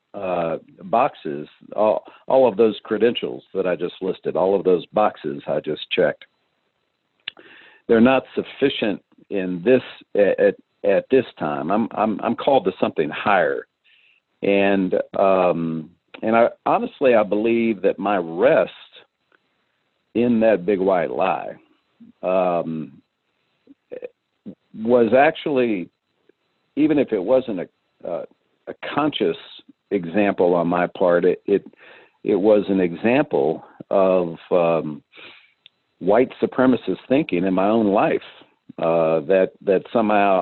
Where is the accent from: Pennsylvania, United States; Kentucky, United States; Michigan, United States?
Kentucky, United States; Louisville; I went to one of the most highly integrated public high schools in Kentucky.